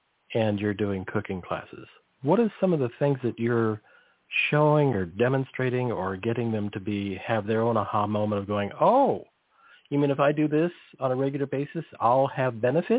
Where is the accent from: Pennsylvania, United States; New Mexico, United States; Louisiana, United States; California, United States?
California, United States; I grew up near the Salinas Valley. So it was a massive amount of ag.